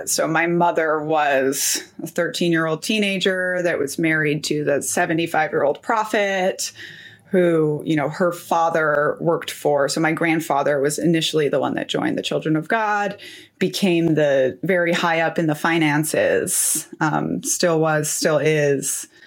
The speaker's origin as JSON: {"language": "English", "country": "Brazil", "tie": "born or raised there", "also_born_or_lived": "Philippines / Japan", "said": "So I was born in the Philippines, but I also lived in Japan and then all over Latin America. I mostly grew up in Brazil."}